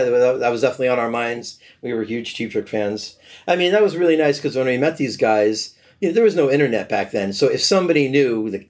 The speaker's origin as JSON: {"language": "English", "town": "Hamden", "region": "Connecticut", "country": "United States", "said": "I'm from Hamden."}